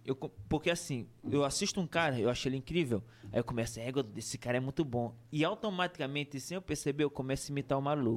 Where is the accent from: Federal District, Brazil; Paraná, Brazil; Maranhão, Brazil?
Maranhão, Brazil; Pinheiro; eu sou, sou de Pinheiro, né? Pinheiro City, nasci em Pinheiro Maranhão